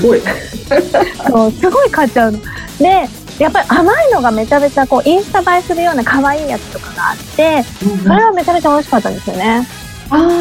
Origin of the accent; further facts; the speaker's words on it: Fukuoka, Japan; 私も福岡出身なので